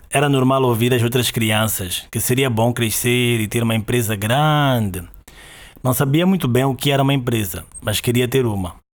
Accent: Maputo, Maputo City, Mozambique; Eu sou de Maputo, Moçambique, e é daqui onde te falo agora.

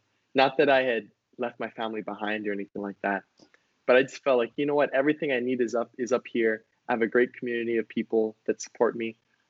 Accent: Hawaii, United States; being not seeing very many Hawaiians, all of a sudden I'm losing my accent, right? I'm not in the sun as much, so I'm losing my color. I feel distant from home

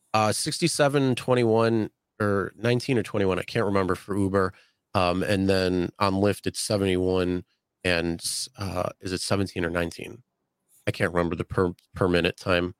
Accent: Buffalo, New York, United States; I'm from Buffalo.

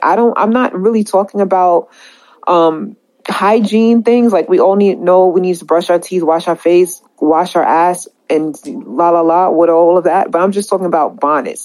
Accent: New York, United States; I'm from New York

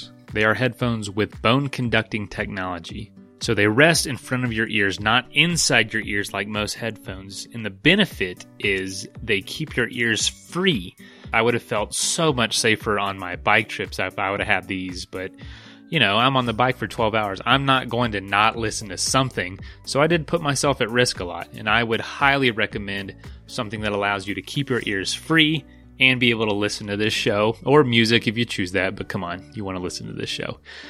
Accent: Florida, United States; my most exciting experiences were growing up in Florida. I'm in Florida.

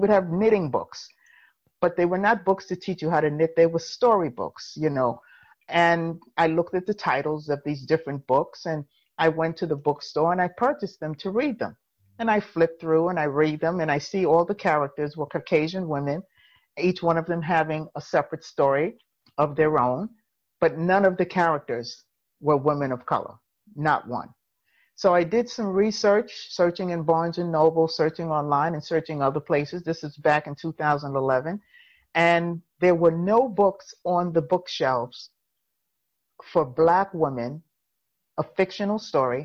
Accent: New York City, New York, United States; I was actually born in New York, in Harlem, born and raised in Harlem.

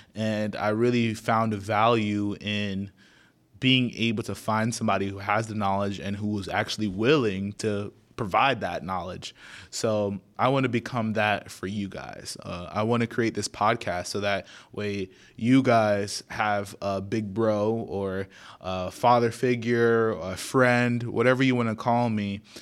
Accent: Naples, Florida, United States; born and raised in Naples, Florida

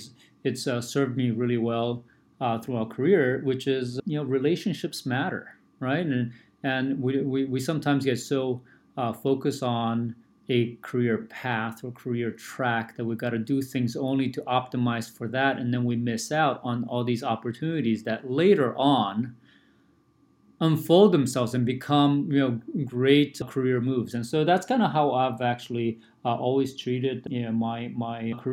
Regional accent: São Paulo, Brazil; also born or lived in Taipei, Taiwan; now in California, United States; I was born in Taipei, but moved to Brazil when I was very little, less than one. And so I grew up in São Paulo, Brazil

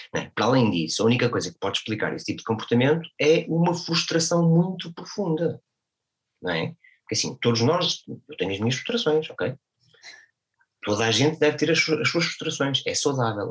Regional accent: Portugal; na minha terra

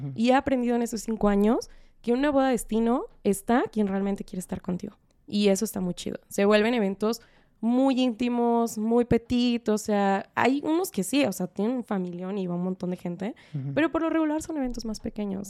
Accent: Guadalajara, Jalisco, Mexico; yo soy de Guadalajara

